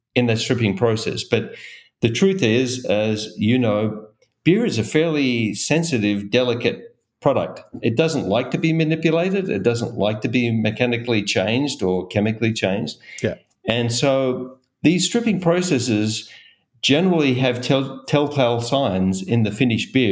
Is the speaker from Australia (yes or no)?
yes; Australia; now in Golden, United States; I'm originally from Australia